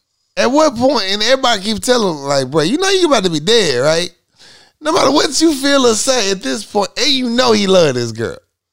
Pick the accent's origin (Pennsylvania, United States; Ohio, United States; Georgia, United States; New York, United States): Pennsylvania, United States; Philadelphia; I'm Philly. I'm from Philly. Yo, I'm from West Philly.